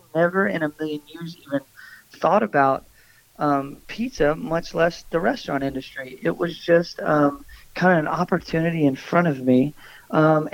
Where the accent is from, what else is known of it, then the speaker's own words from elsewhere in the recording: Bowling Green, Kentucky, United States; also born or lived in Florida; I'm originally from Bowling Green, Kentucky, where we both reside now. Born and raised